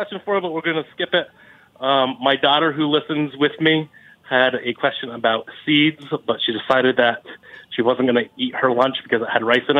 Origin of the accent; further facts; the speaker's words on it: Vermont, United States; I grew up in Vermont having maple syrup that came from a small producer that was boiled off, and that's what I grew up with.